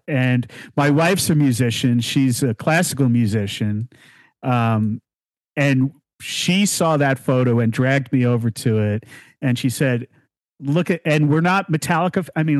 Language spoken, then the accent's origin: English; New Jersey, United States; talking about so many wonderful things about growing up in New Jersey